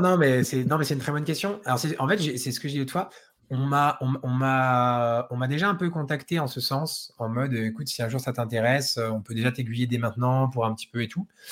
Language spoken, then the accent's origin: French; Dijon, Bourgogne-Franche-Comté, France; Moi, je suis de Dijon